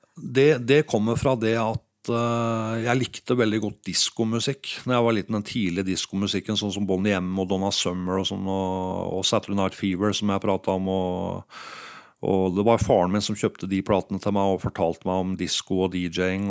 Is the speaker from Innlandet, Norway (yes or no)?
no; Geilo, Buskerud, Norway; jeg er fra Geilo.